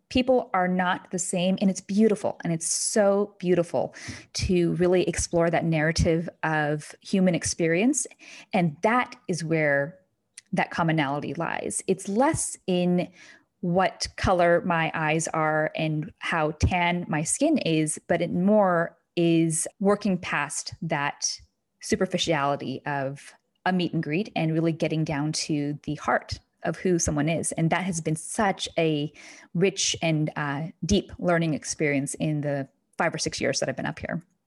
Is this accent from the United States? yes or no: yes; Kentucky, United States; moved away as an adult; now in New Hampshire, United States; I grew up in a small, intimate town in Kentucky